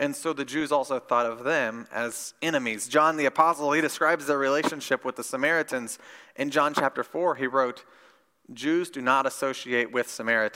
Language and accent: English; Midwest, United States; I grew up in Midwest Bible Belt Christianity